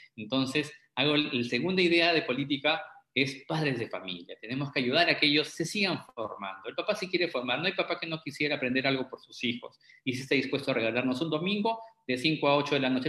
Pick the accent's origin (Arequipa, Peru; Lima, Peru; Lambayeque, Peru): Arequipa, Peru; está mi tierra Arequipa, saludos a mi tierra Arequipa